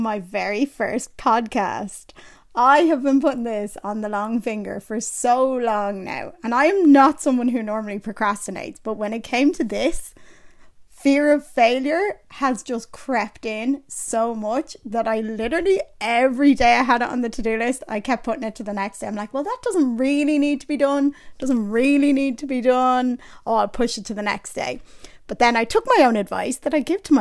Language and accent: English; Ireland; I was born and raised in Ireland